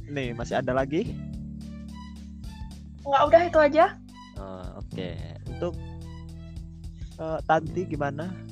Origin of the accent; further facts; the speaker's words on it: Majene, West Sulawesi, Indonesia; Uh, saya berasal dari Majene, Sulawesi Barat dan menempuh kuliah di Universitas Negeri Malang.